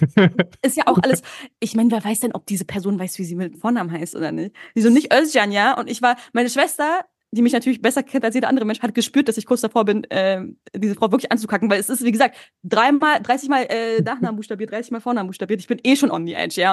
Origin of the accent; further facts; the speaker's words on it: Berlin, Germany; first language German and Turkish; ich bin in Ostberlin zur Schule gegangen